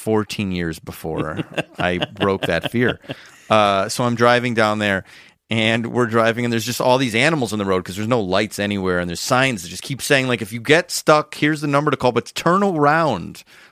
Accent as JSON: {"language": "English", "town": "Schaumburg", "region": "Illinois", "country": "United States", "tie": "born or raised there", "said": "Schaumburg, Illinois."}